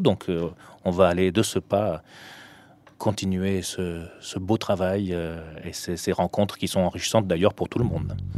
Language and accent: French; Tunisia; moved away; comme je suis né en Tunisie